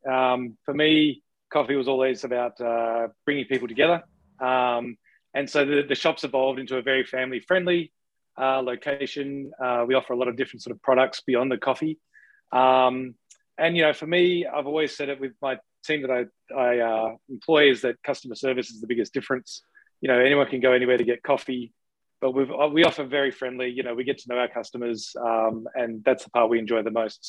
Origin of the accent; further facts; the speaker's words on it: Australia; now in Canada; something we grew up with in Australia